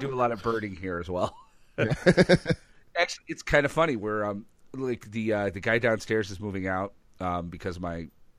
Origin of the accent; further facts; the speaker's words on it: Ireland; Like, so you're calling me Italian? I'm sorry, sir. I'm Irish.